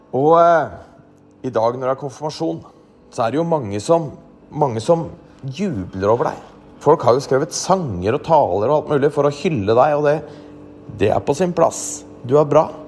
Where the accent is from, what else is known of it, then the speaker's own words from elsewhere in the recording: Norway; vi nordmenn